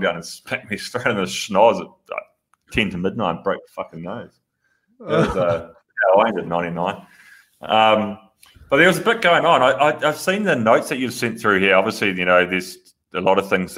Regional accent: New Zealand; we've got the Maoris

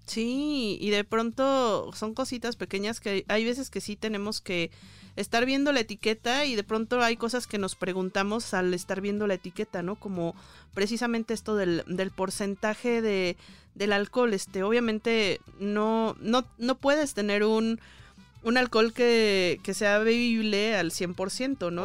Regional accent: Jalisco, Mexico; moved away; also born or lived in Mexico City; allá en mi tierra, en Jalisco

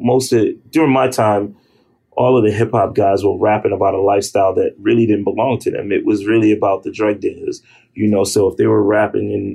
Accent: New York City, New York, United States; growing up in Harlem was different than growing up in the Bronx. Growing up in Harlem, which were, you know, my younger years

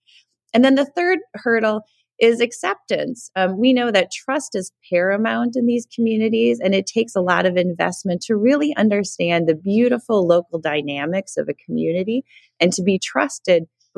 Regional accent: Winona, Minnesota, United States; moved away; I grew up in small town America. I grew up in Winona, Minnesota, was just recently there visiting with family.

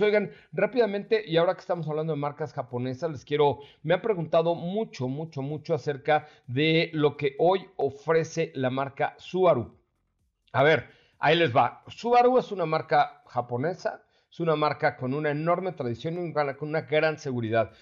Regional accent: Mexico; Los mexicanos somos chingones

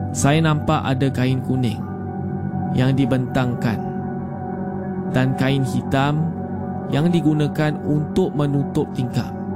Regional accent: Kota Kinabalu, Sabah, Malaysia; saya berasal dari Kota Kinabalu, Sabah.

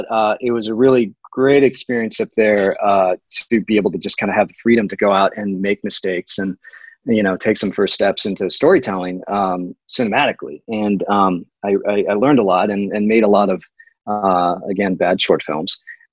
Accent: Maryville, Missouri, United States; moved away as an adult; also born or lived in Kansas City; I'm from Maryville, up in the northwest corner, home of the Bearcats. And I grew up there, but I've also spent some time in Kansas City. I lived there for a couple years while I was in the AmeriCorps. After college and before film school.

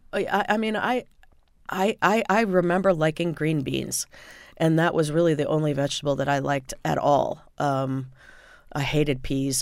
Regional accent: Indiana, United States; I grew up in Indiana

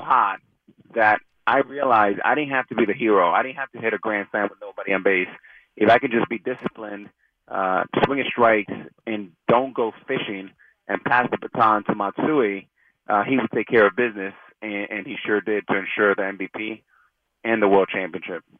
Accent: Miami, Florida, United States; growing up in Miami

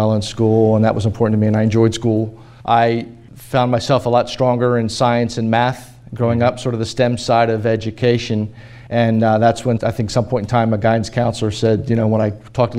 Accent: Haddon Heights, New Jersey, United States; also born or lived in Camden, New Jersey; I was born in Our Lady Lord's Hospital in Camden, across the river. Grew up in Haddon Heights, which is a little town in South Jersey

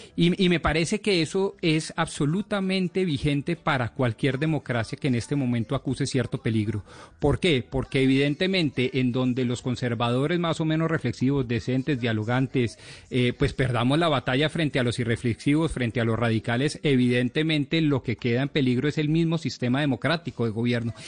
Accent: Colombia

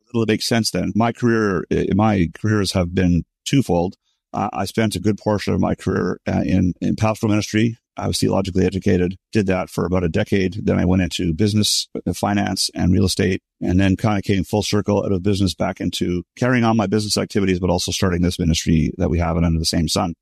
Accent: Montreal, Quebec, Canada; I was born and raised in Montreal, Canada.

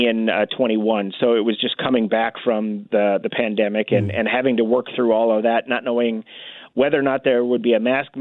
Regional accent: North Dakota, United States; moved away as an adult; also born or lived in Oregon / New Mexico; now in Kansas, United States; In North Dakota

